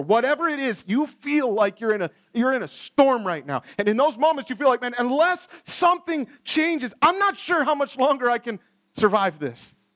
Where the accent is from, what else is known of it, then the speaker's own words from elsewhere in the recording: Ohio, United States; I grew up in Ohio, we had a whole bunch of tornadoes